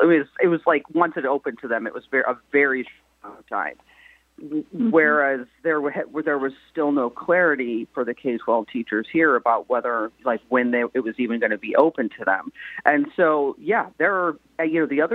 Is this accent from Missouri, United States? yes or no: yes; St. Louis, Missouri, United States; now in Columbia, United States; my hometown of St. Louis